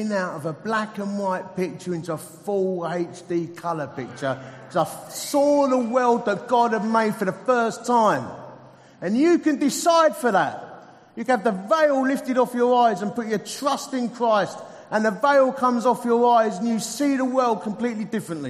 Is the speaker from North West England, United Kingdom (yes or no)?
no; Dagenham, London, United Kingdom; accent: Essex; I'm an Essex boy. Anyone else here from Essex? Four people. I was born in Dagenham